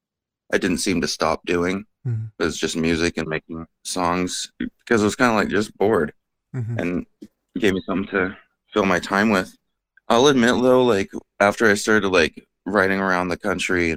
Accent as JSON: {"language": "English", "town": "Bellingham", "region": "Washington", "country": "United States", "tie": "born or raised there", "said": "I'm born and raised in Bellingham."}